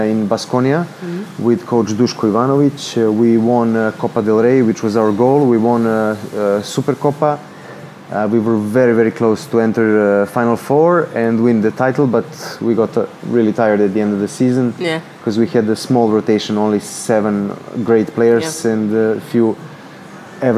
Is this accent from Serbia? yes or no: yes; Serbia; moved away as an adult; also born or lived in Montenegro / Spain; I grew up in Serbia, in Red Star